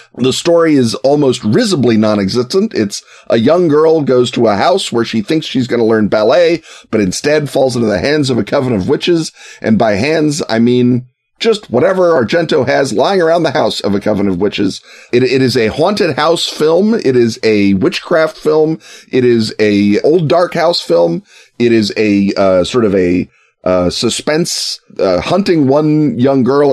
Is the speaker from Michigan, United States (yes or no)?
no; Chicago, Illinois, United States; as a Chicagoan